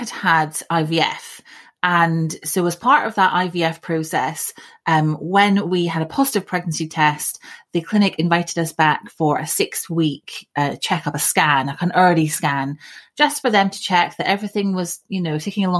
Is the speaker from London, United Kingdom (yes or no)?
no; Scotland, United Kingdom; moved away as an adult; now in South East England, United Kingdom; I grew up in Scotland. And about 20 years ago, I moved down to the southeast of England